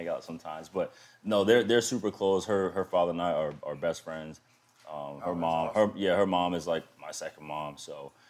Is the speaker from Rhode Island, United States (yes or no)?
yes; Providence, Rhode Island, United States; I'm from Providence, Rhode Island